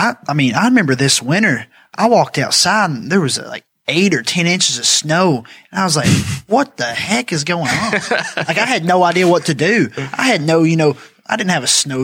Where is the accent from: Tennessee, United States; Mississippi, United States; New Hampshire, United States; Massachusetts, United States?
Tennessee, United States; moved away as an adult; now in Indiana, United States; growing up in Tennessee